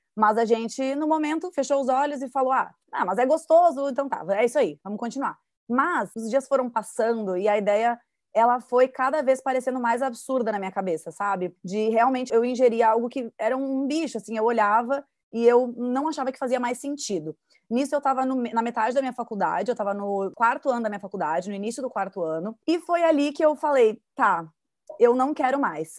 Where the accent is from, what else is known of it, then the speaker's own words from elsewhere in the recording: Rio Grande do Sul, Brazil; now in Florianópolis, Brazil; eu sou gaúcha então, eu, eu sou né, original, natural do estado que mais consome carne